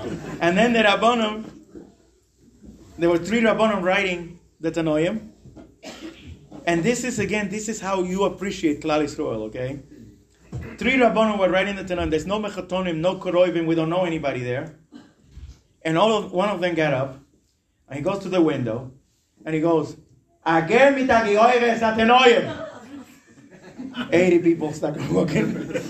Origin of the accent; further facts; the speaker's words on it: Brooklyn, New York, United States; And my Rebetzin came from Mexico to my Ashoda, and I came from Williamsburg, you know, could you imagine?